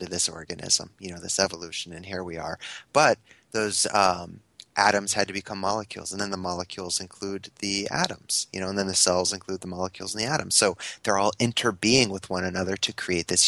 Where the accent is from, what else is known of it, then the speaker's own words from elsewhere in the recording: Connecticut, United States; now in Ottawa, Canada; I live in Ottawa now, but I'm from Connecticut.